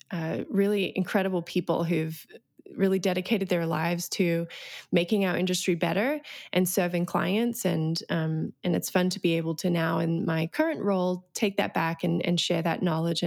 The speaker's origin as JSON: {"language": "English", "country": "Australia", "tie": "born or raised there", "moved": "as an adult", "lives_now": "United States", "said": "I came to the United States in 2007. I grew up in Australia. Don't really have an accent anymore, though apparently it comes out every now and again on a couple of words."}